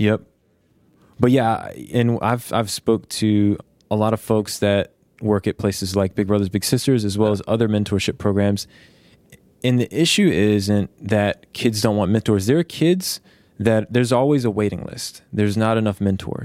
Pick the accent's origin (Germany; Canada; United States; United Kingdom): United States; Petersburg, Virginia; I grew up in Virginia